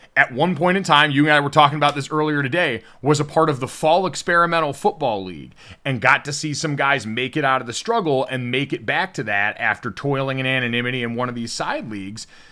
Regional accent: Scottsdale, Arizona, United States; moved away; I grew up in Scottsdale for a little while

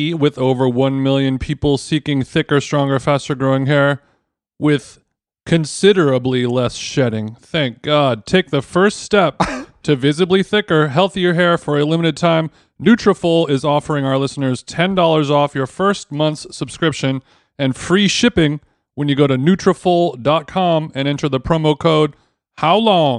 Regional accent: SoCal, California, United States; I'm born and raised SoCal

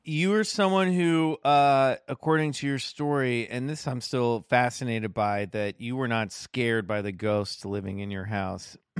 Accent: Kansas City, Kansas, United States; I grew up in Kansas City, which is, you know, I was right on the, uh, on the Kansas side

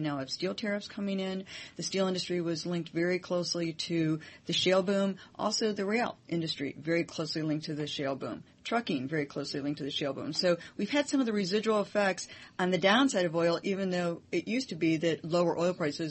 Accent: Michigan, United States; I think Michigan is more fertile ground since I'm from Michigan.

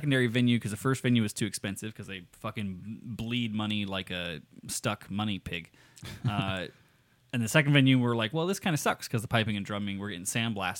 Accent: Nevada, United States; I'm from Nevada, dude. That's all South. Battleborn, baby.

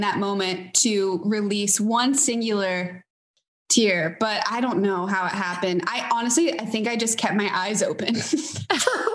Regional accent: New Orleans, Louisiana, United States; I was from New Orleans

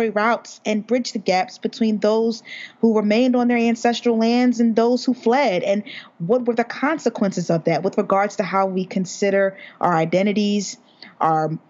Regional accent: United States; we're all from America

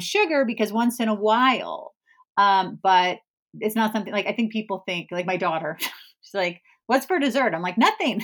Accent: California, United States; moved away as an adult; also born or lived in East Coast, United States; I'm originally from California, but I've been on the East Coast for nineteen years.

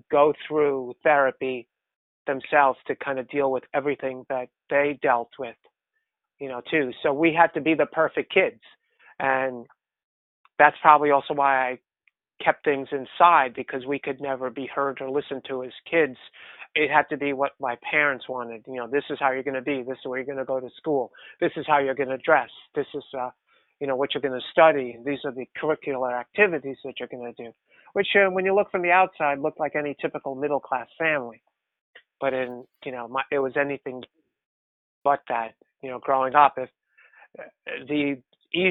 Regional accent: New York City, New York, United States; also born or lived in Bronx, New York City; I grew up in New York City in Queens. I was born in the Bronx and then moved to Queens

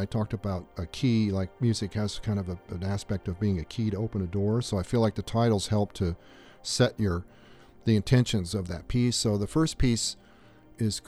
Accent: Southern California, United States; also born or lived in Australia; now in Tucson, United States; I grew up in Southern California deserts.

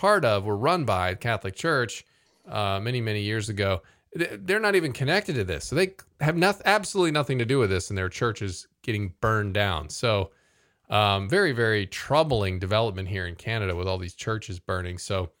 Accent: Vietnam; English is a second language; moved away; we're from Vietnam. We're refugees. We come here looking for a new life with a new church here.

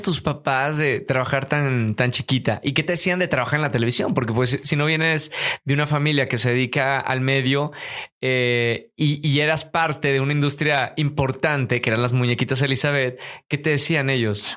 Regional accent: Monterrey, Nuevo León, Mexico; Todo empieza en Monterrey, Nuevo León. Los dos somos regios

